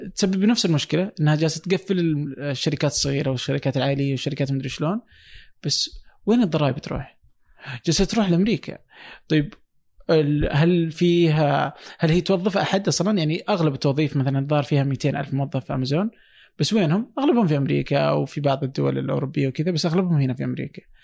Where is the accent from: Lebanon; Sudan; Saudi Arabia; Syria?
Saudi Arabia; عندنا في السعوديه